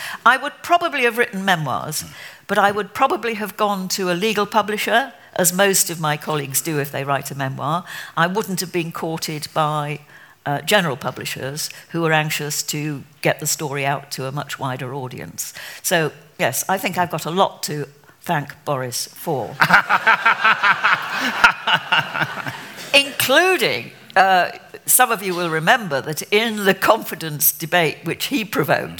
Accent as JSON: {"language": "English", "town": "Richmond", "region": "Yorkshire and the Humber", "country": "United Kingdom", "tie": "born or raised there", "said": "I'm very, very proud of being a Yorkshire woman. I'm very proud of having grown up near and gone to school in the original Richmond."}